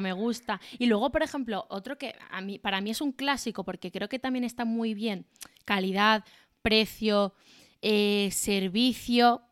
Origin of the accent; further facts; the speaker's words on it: Málaga, Andalusia, Spain; now in Madrid, Spain; yo soy de Málaga